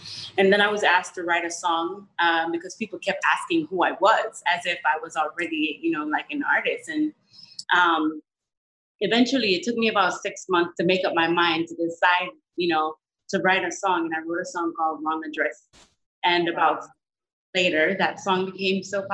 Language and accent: English; Jamaica; I was one from Jamaica